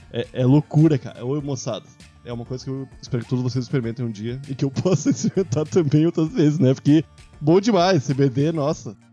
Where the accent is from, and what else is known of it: Brazil